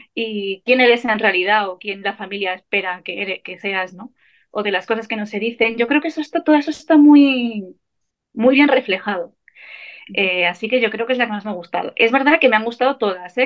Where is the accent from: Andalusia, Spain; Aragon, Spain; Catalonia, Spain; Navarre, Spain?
Navarre, Spain; soy Navarra